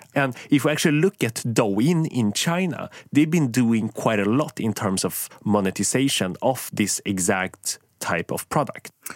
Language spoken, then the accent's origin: English; Sweden; I grew up in Sweden